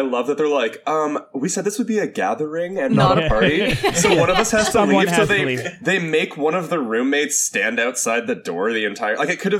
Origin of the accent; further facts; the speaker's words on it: Canada; also born or lived in Vancouver; I am a Canadian rock dork.